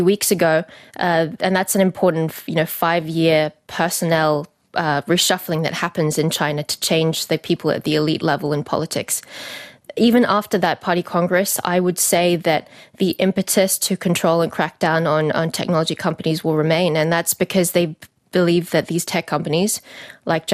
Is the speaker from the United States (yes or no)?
no; Australia; a Chinese, ethnically Chinese person growing up in Australia